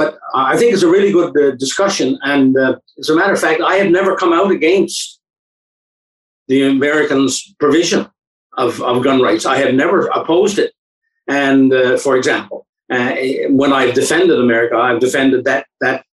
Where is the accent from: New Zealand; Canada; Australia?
Canada; as a Canadian